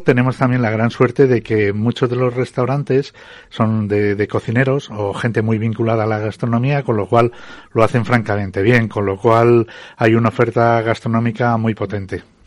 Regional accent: Fuentidueña de Tajo, Community of Madrid, Spain; mi pueblo de Fuente Doña de Tajo

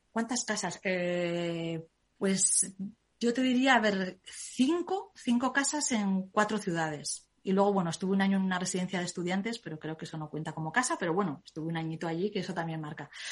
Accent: Zaragoza, Aragon, Spain; soy de Zaragoza

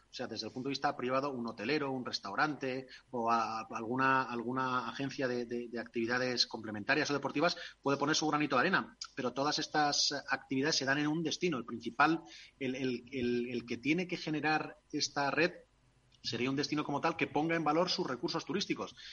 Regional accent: Castile, Spain; nos entendemos porque ella es tailandesa y yo soy castellano y no tenemos ni papa

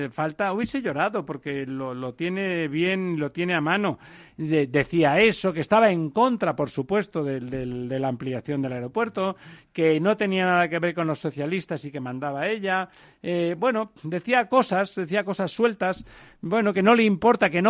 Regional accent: Catalonia, Spain; yo soy catalán

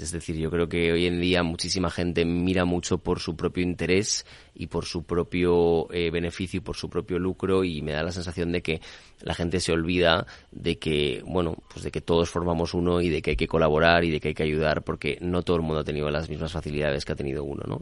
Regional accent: Spain; soy español

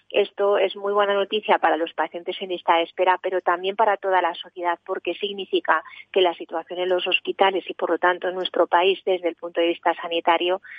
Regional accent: Spain; ha puesto de manifiesto cómo somos, cómo somos la sociedad española.

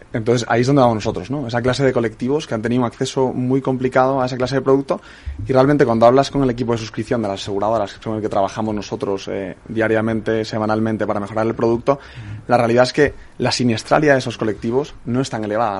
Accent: Spain; los españoles somos

